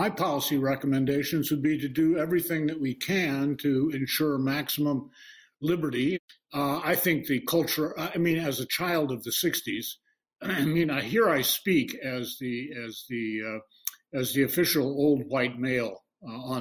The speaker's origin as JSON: {"language": "English", "town": "Toledo", "region": "Ohio", "country": "United States", "tie": "born or raised there", "said": "I grew up in Toledo, Ohio"}